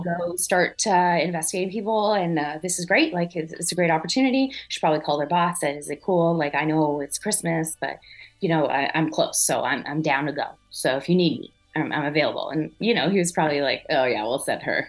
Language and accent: English; an hour south of Montreal, Quebec, Canada; accent: French Canadian; moved away; I grew up an hour south of south of Montreal, which is very English French. Mm-hmm. I grew up with you know French Canadians all around me. I am a French Canadian, and my accent is my mom